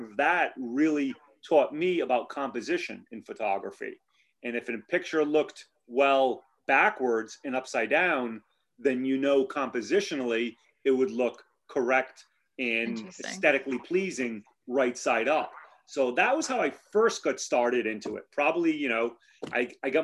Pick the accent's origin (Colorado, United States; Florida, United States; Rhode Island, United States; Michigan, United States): Rhode Island, United States; Cranston; also born or lived in Narragansett, Rhode Island; I was born and raised in Cranston, Rhode Island, and I've lived in Narragansett for well over 20 years now.